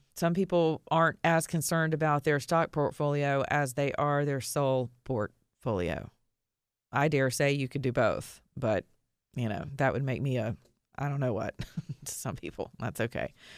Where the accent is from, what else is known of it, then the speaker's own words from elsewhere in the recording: United States; being an American citizen